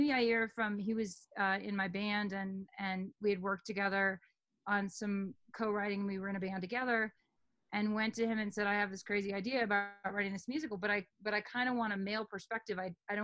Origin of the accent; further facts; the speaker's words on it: New York City, New York, United States; born there; I mean, I'm a woman, I was born in New York City in that year, et cetera.